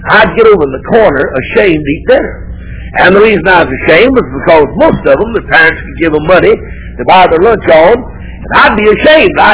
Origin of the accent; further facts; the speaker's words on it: United States; I was born and reared in the United States of America.